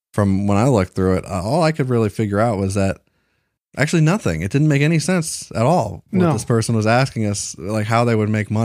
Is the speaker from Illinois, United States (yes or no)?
no; San Antonio, Texas, United States; I'm from right around San Antone.